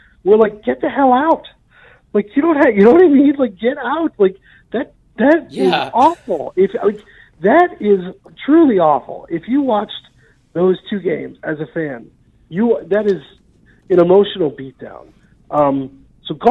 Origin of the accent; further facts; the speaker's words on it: New Jersey, United States; moved away; also born or lived in Iowa; I'm originally from Jersey, so I'm like a Mets and a Jets fan